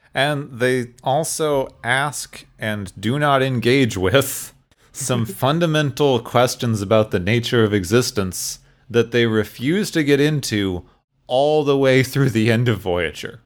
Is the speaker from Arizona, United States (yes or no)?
yes; Phoenix, Arizona, United States; I grew up in Phoenix, Arizona, or near Phoenix